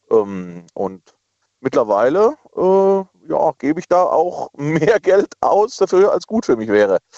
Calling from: Dillenburg, Hesse, Germany; Hier ist … und ich komme aus Dillenburg. Das ist grob in der Nähe von Wetzlar.

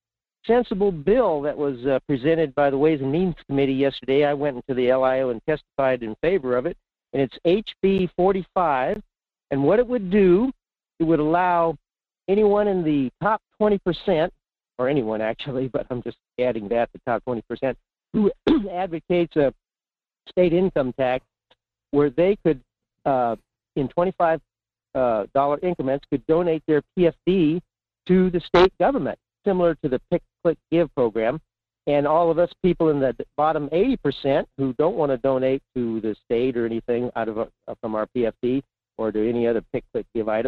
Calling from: Fairbanks, Alaska, United States; in Fairbanks.

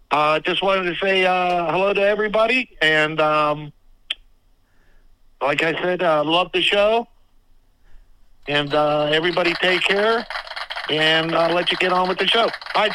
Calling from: Pittsburgh, Pennsylvania, United States; Pittsburgh, PA.

